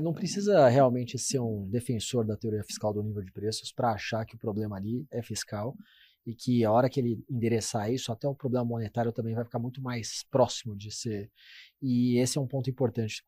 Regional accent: Brazil; como brasileiro

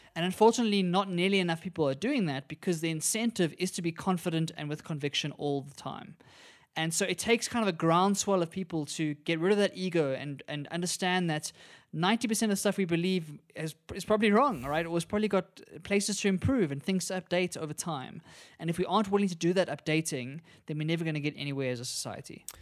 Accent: South Africa; as South Africans

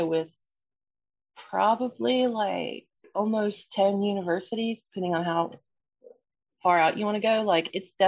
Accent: Central North Carolina, United States; I am from Central North Carolina in the south of the US

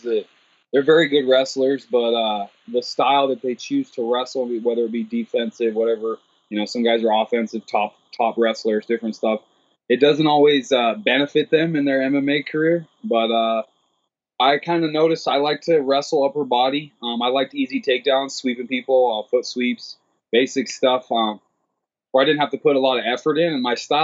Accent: Central Oregon, United States; moved away as an adult; also born or lived in Willamette Valley, Oregon; now in San Diego, United States; I grew up in Central Oregon, man, it's like 300 days of sunshine there

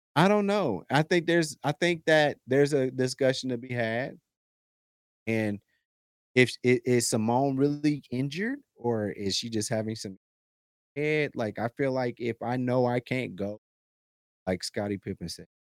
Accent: United States

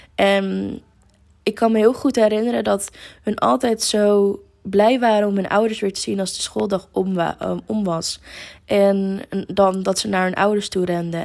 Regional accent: near Amsterdam, North Holland, Netherlands; moved away as an adult; now in Lisbon, Portugal; ik kom uit de buurt van Amsterdam

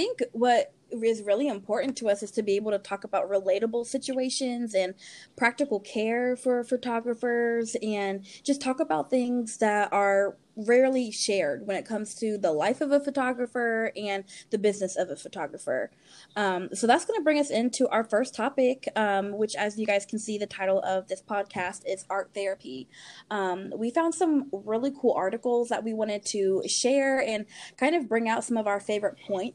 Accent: Columbus, Ohio, United States; Austin and I are both from Columbus, and that's how we know each other. I still live in Columbus

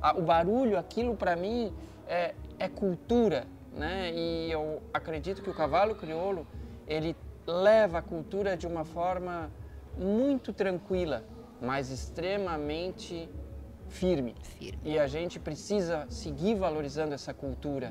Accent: Santa Catarina, Brazil; moved away as an adult; also born or lived in Passo Fundo, Rio Grande do Sul; now in Porto Alegre, Brazil; eu sou catarinense

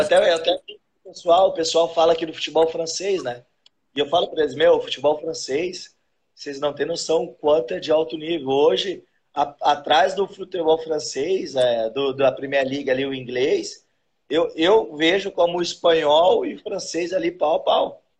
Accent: Osasco, São Paulo, Brazil; moved away as an adult; now in Rio Grande do Sul, Brazil; nasci Osasco, vivi a minha infância toda praticamente em Osasco ali.

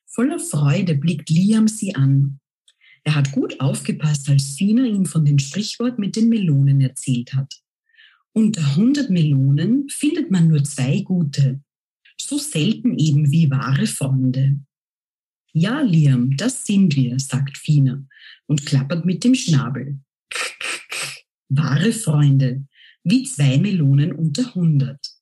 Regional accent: Austria; first language German; ich stamme aus Österreich

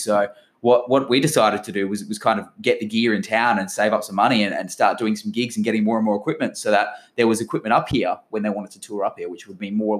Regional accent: Port Hedland, Western Australia, Australia; me growing up in Port Hedland

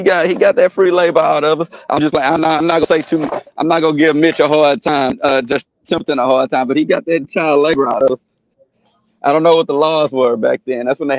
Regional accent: United States; I live in South Park now. I was born and raised in the Pearl Orchard, right here

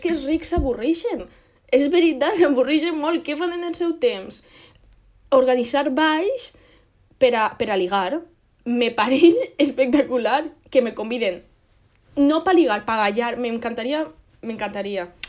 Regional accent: Moixent, Valencian Community, Spain; nosaltres som de Moixent

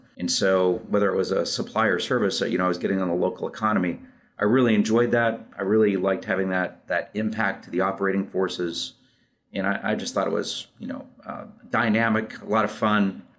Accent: Arizona, United States; also born or lived in Western United States; Well, I'm from the West. I'm from Arizona is what I say, typically.

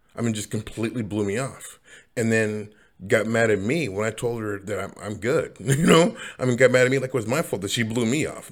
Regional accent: Seattle, Washington, United States; also born or lived in Los Angeles, United States; I come from Seattle, but I, I moved to LA and then come back

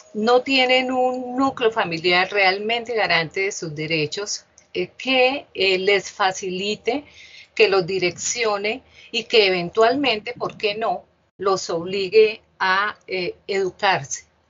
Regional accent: Bucaramanga, Santander, Colombia; yo nací en esta ciudad, en Bucaramanga

